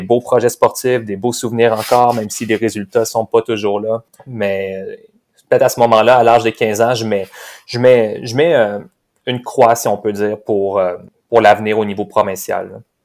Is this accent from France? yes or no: no; Cap-de-la-Madeleine, Quebec, Canada; je suis né à Cap-de-la-Madeleine. On est dans la même ville euh, natale